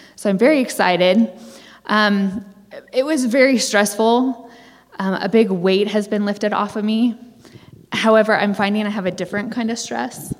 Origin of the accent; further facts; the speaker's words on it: Orange County, California, United States; I'm from Orange County, California